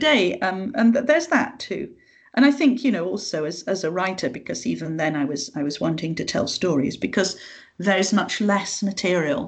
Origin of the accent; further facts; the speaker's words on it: Yorkshire and the Humber, United Kingdom; because I come from the north, because I'm from Yorkshire